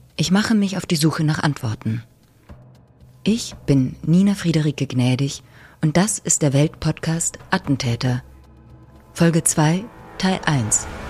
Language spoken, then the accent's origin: German; Swabian Alb, Baden-Württemberg, Germany; born or raised there